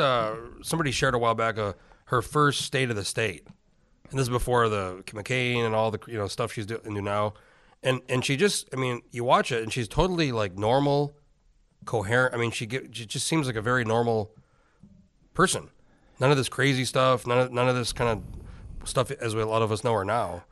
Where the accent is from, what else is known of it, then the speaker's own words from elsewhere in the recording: Alaska, United States; I'm from Alaska